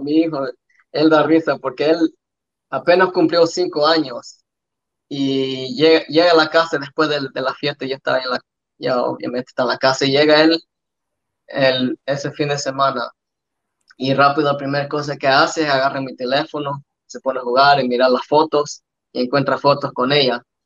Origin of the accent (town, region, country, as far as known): Australia; born or raised there; also born or lived in El Salvador